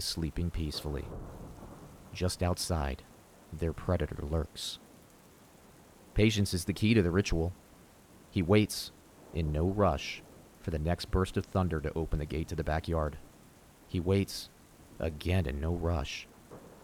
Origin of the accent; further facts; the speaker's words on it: Florida, United States; our creepy, swampy childhood town where we grew up in Florida